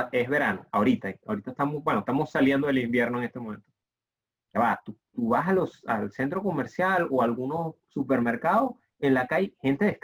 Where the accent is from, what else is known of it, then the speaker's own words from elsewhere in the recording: Venezuela; yo, vengo de Venezuela, que es el único país que no ha ido mundial.